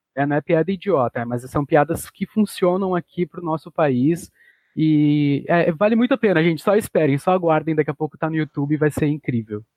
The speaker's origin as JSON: {"language": "Portuguese", "town": "Porto Alegre", "region": "Rio Grande do Sul", "country": "Brazil", "said": "aqui no Sul, eu sou de Porto Alegre"}